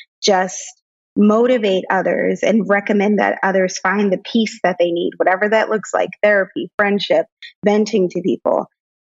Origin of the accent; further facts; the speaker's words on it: Brentwood, New York, United States; moved away; also born or lived in Brooklyn, New York / Maryland; I was raised in Long Island. I went to Brentwood High School there, moved to Maryland